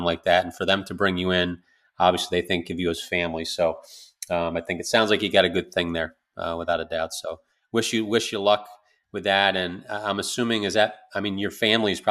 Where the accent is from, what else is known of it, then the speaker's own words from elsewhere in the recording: New York, United States; moved away; also born or lived in the South; I'm a New Yorker, moved south